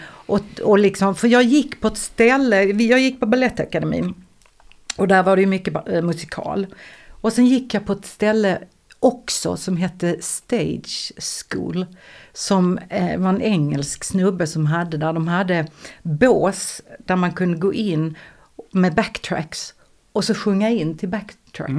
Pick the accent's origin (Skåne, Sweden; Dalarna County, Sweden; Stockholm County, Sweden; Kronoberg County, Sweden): Skåne, Sweden; Eslöv; jag är från Eslöv